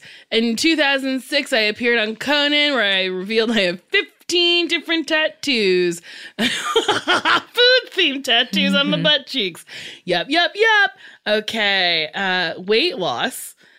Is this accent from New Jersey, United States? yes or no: yes; New Jersey, United States; I was born and raised in Jersey.